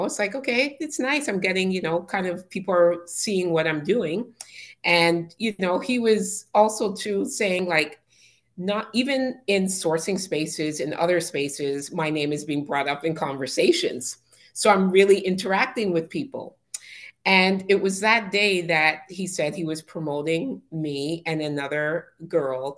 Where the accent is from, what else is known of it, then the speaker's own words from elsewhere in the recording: Canada; accent: Canadian; I'm Canadian